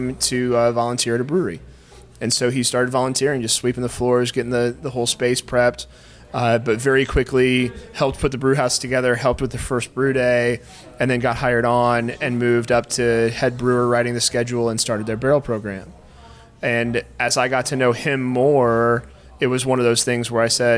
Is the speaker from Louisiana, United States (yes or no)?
no; Indianapolis, Indiana, United States; moved away as an adult; also born or lived in Chicago; growing up in the Broad Ripple area